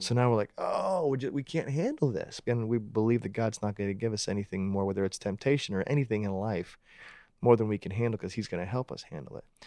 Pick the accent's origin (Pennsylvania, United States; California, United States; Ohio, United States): Pennsylvania, United States; Pittsburgh; moved away as an adult; also born or lived in Georgia / Atlanta; I grew up in Pittsburgh